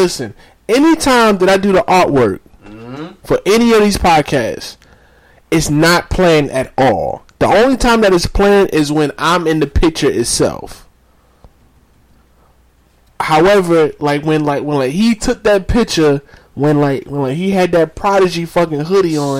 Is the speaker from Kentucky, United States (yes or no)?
no; New York City, New York, United States; I'm from Howard. If you ask anybody how Howard is, Howard Houses Projects, Brownsville